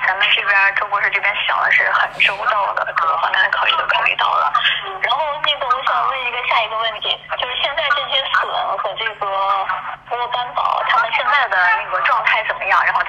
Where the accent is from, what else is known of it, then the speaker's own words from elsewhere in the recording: China; 然后必须要我们中国人对。